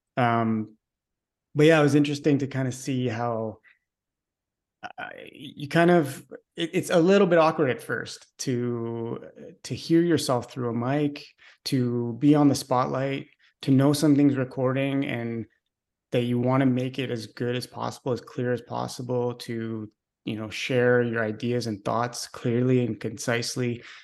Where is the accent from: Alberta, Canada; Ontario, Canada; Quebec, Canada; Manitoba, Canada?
Quebec, Canada; Montreal; I'm a Canadian from Montreal, born and raised